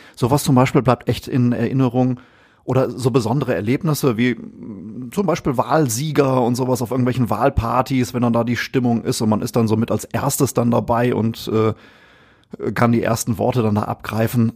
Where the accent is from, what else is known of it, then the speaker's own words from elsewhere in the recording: Essen, North Rhine-Westphalia, Germany; aufgewachsen bin ich auch in Essen